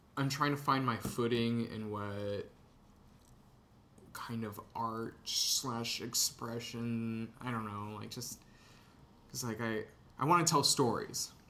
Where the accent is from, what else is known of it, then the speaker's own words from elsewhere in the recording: San Antonio, Texas, United States; moved away as an adult; now in Chicago, United States; I'm from Texas. I'm from San Antonio